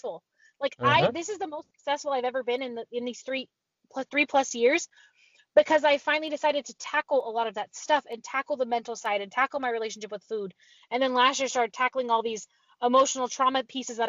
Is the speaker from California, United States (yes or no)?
yes; Pacifica, California, United States; also born or lived in Woodland, California; I grew up in a beach town. It's called Pacifica, California